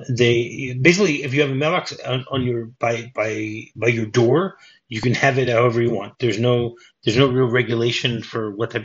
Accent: United States; moved away; when I grew up in the States, in the suburbs

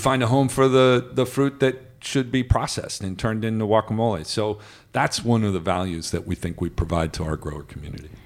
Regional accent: Midwest, United States; I grew up in the Midwest

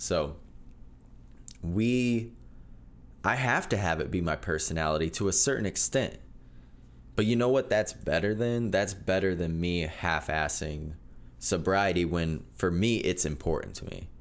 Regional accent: Nickerson, Kansas, United States; I'm from Nickerson, Kansas. Town of about a thousand people.

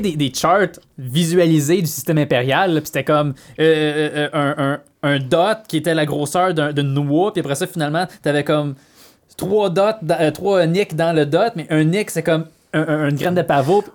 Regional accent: Quebec, Canada; nous autres, au Québec

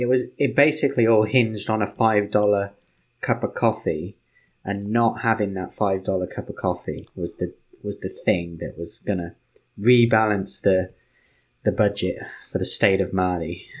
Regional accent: United Kingdom; I'm British

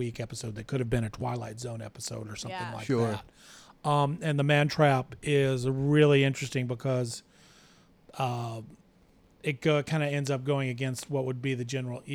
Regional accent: the South, United States; I grew up in the South in the 70s and 80s

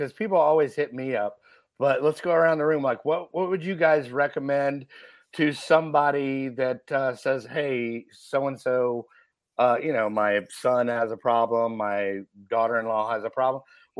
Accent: Dallas, Texas, United States; I'm from Dallas.

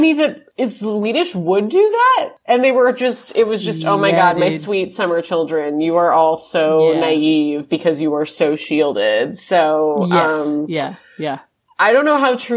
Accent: United States; as an American

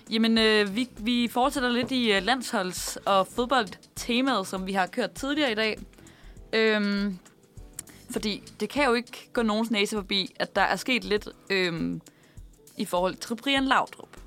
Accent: Copenhagen, Capital Region of Denmark, Denmark; jeg er jo opvokset, eller født i København

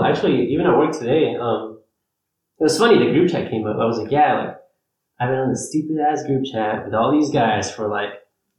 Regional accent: Ecuador; moved away; I'm from Ecuador. Yeah. Ecuador, so like my mom's side of the family's all over there.

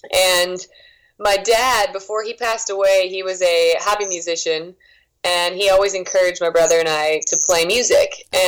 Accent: Waconia, Minnesota, United States; moved away as an adult; also born or lived in Philadelphia, Pennsylvania / New Jersey / Boston, Massachusetts; now in Nashville, United States; I lived there for a very short time. I spent most of my childhood in Waconia, Minnesota, but I was born in Philly and moved to New Jersey shortly after, and now I'm in Nashville.

